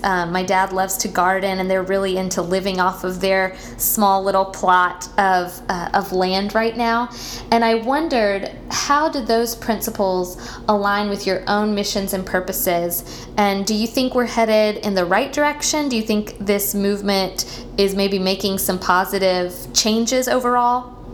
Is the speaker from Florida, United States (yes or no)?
yes; Tallahassee, Florida, United States; I grew up in Tallahassee